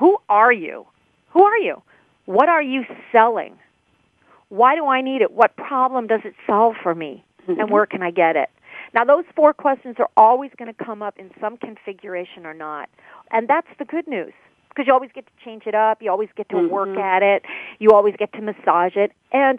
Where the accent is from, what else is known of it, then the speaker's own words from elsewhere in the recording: Chicago, Illinois, United States; I would let them know that I'm from Chicago.